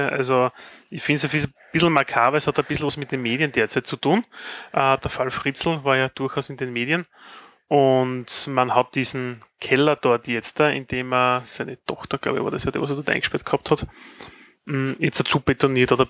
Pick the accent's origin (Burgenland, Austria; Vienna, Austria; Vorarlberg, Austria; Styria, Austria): Styria, Austria; Die braucht man, weil auch ich als Steirer verstehe kein Wort, was die dort singen.